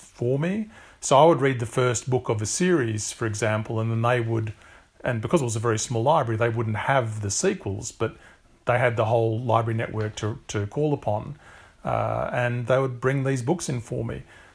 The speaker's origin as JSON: {"language": "English", "town": "Canberra", "region": "Australian Capital Territory", "country": "Australia", "tie": "born or raised there", "said": "I grew up in Canberra, which is the federal capital of Australia."}